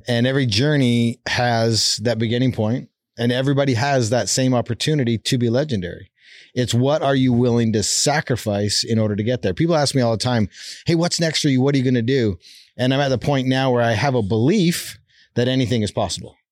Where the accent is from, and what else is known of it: Calgary, Alberta, Canada; born or raised there; moved away as an adult; now in Utah, United States